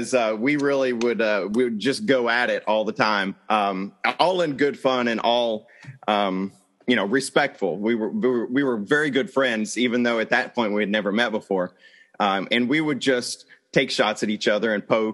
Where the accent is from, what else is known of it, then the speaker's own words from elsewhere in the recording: Arkansas, United States; And I born and raised in Arkansas